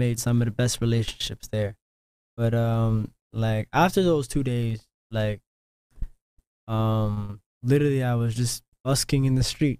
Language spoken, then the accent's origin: English; Canada; these niggas find out I'm Canadian